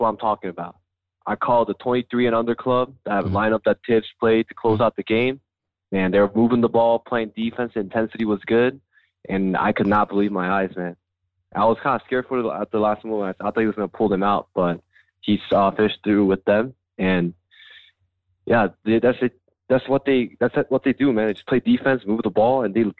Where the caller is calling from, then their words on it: Boston, Massachusetts, United States; Now I'm calling from Boston.